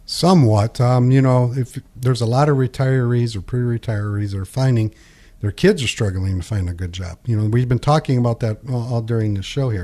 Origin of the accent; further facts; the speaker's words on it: Pinconning, Michigan, United States; When I was a kid and I grew up in Pinkani, there's a bowling alley here called White's Bowling Alley